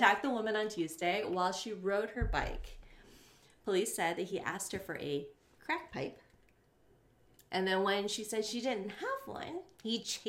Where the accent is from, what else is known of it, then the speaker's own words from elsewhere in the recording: Florida, United States; moved away; also born or lived in Antigua; my home state.